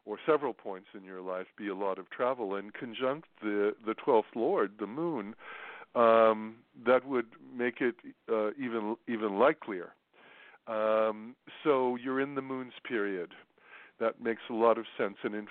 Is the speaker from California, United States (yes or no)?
no; New York, United States; New York. That's my hometown